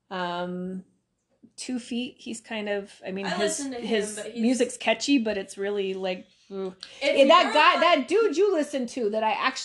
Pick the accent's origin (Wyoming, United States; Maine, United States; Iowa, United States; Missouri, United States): Wyoming, United States; Cheyenne; growing up in Cheyenne, Wyoming, when Target was this baby little franchise